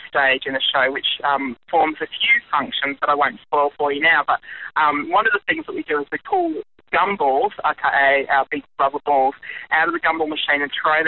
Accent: Brisbane, Queensland, Australia; my hometown in Brizzy

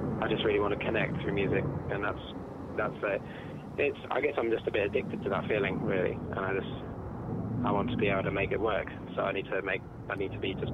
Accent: Cambridge, East of England, United Kingdom; moved away as an adult; now in Launceston, Australia; I'm from Cambridge in the UK originally, and I've been living in Tasmania and Launceston for 4 years

